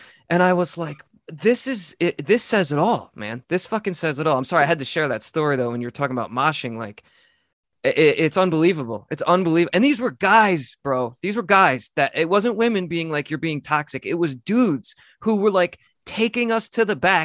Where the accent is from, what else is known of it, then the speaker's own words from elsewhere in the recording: New York, United States; I grew up near New York City